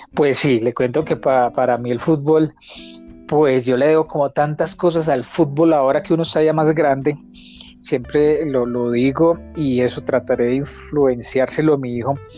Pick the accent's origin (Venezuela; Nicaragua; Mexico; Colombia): Colombia; Manzanares, Caldas; now in Manizales, Colombia; Cuando me vine de Manzanares, de la casa de mi mamá